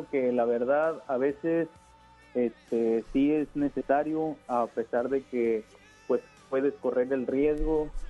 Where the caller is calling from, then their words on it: Guadalupe, Mexico; Este, hablo de aquí de Guadalupe.